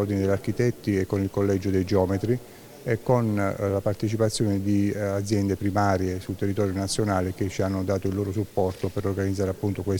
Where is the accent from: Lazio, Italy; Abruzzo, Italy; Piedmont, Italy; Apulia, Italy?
Apulia, Italy; Sono molto legato a Taranto, sono pugliese come alcuni sanno, e Taranto è uno dei luoghi dello spirito